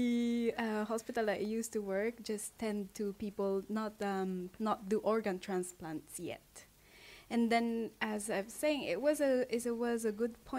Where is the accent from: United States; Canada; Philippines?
Philippines; now in London, United Kingdom; I am from Philippines